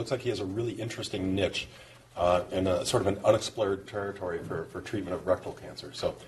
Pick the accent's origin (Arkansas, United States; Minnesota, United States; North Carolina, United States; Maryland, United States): Minnesota, United States; moved away; I'm from Minnesota